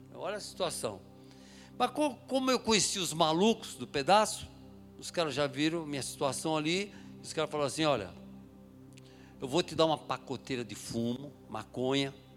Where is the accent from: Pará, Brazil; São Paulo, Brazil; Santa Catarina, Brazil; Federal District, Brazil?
São Paulo, Brazil; eu sou de São Paulo, nasci em São Paulo, na capital de São Paulo, eh, na, Moca, na Zona Leste ali